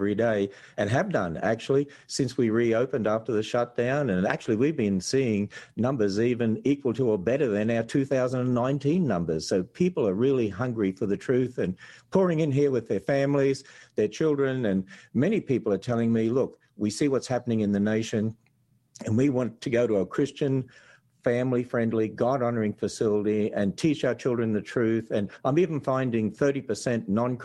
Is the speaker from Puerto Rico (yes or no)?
no; Australia; accent: Australian; now in Kentucky, United States; people tell me this accent from Australia